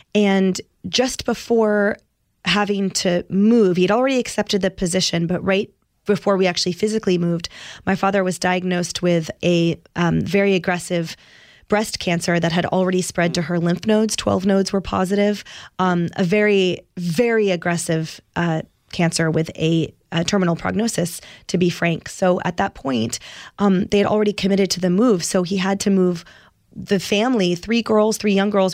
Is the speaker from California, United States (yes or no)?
yes; Oakland, California, United States; I was born in Oak Knoll Naval Hospital in Oakland, California.